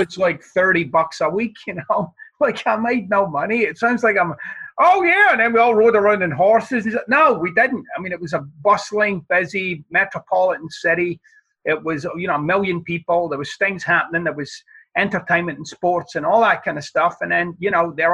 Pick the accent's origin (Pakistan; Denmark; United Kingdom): United Kingdom; Glasgow, Scotland; where I'm from in Scotland, as I like to say, I'm from the side of the tracks where they stole the tracks, right? I mean, it wasn't, it wasn't the most salubrious of environments